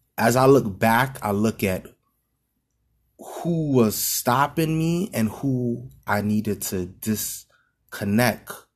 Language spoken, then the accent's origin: English; New York City, New York, United States; in Brooklyn, in my hometown.